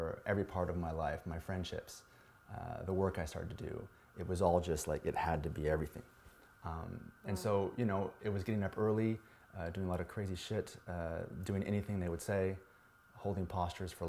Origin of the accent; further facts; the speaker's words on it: United States; some punk from the States